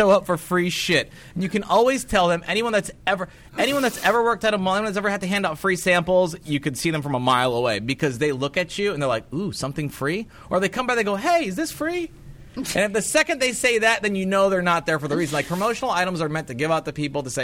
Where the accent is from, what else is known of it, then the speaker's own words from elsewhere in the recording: Cedar Rapids, Iowa, United States; moved away; my hometown of Cedar Rapids, Iowa